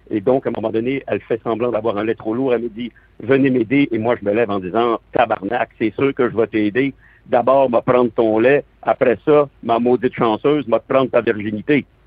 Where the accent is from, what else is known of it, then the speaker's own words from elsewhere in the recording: south of France, France; accent: southern French; now in Quebec, Canada; mon accent d'origine, c'est l'accent français, moi je suis arrivé au Québec, j'avais l'accent français et qui est, du sud de la France.